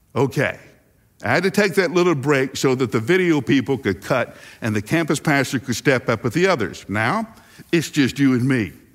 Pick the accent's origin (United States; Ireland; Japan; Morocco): United States; the South; growing up in the South